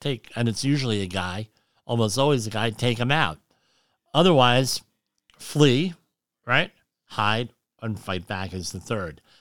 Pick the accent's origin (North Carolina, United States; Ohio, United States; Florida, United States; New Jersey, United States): New Jersey, United States; now in Rockland County, New York, United States; I'm from New Jersey